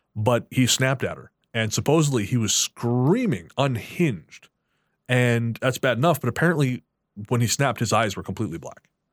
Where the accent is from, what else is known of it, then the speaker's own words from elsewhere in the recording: Revelstoke, British Columbia, Canada; Revelstoke's my, of course, yeah, it's my hometown